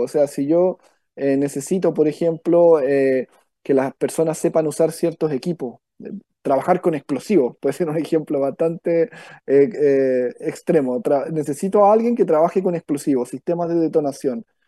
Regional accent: Victoria, Araucanía, Chile; moved away as an adult; now in Valparaíso Region, Chile; Yo soy del sur, de Victoria, novena región, ahí es donde nací. Me vine por cosas por intereses, digamos, eh, universitarios

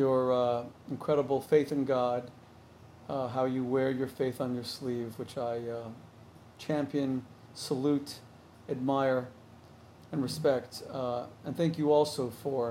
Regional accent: Miami, Florida, United States; now in New Jersey, United States; I'm from Miami. My whole family still lives in Miami

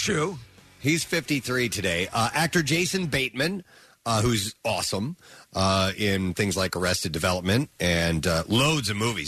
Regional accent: Lake of the Ozarks, Missouri, United States; moved away; I grew up around Lake of the Ozarks.

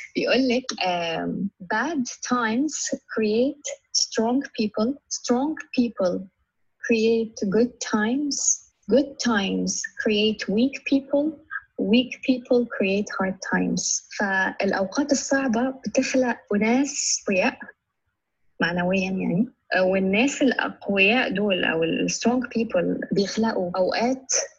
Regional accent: Egypt; أنا كمصرية

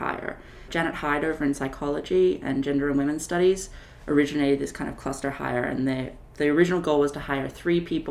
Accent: Sydney, New South Wales, Australia; moved away as an adult; also born or lived in Chicago, United States; now in Madison, United States; I'm originally from Australia, from Sydney, Australia

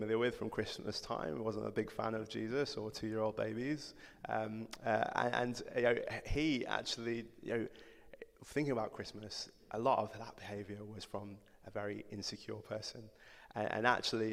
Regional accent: Codsall, West Midlands, United Kingdom; accent: yam yam; also born or lived in Nottingham; I grew up in Codsall, which is a village, a really nice village outside of Wolverhampton

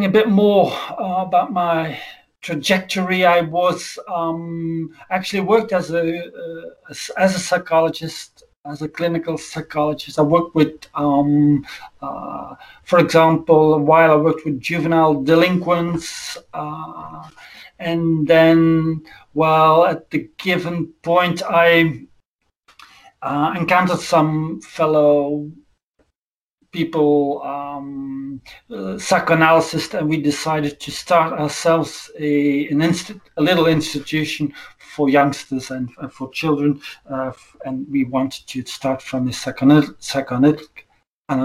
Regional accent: Belgium; from Belgium

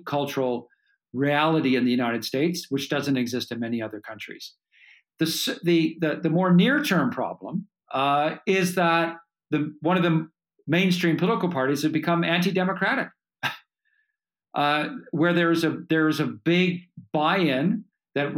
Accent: Canada; as a Canadian

